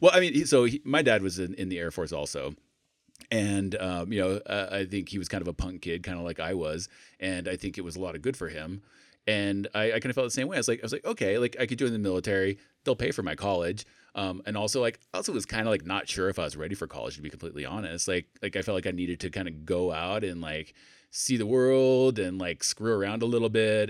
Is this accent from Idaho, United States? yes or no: yes; Idaho, United States; moved away as an adult; also born or lived in England / Salt Lake City, Utah; I grew up in Idaho, but then went to join the military, like, left Idaho and never looked back.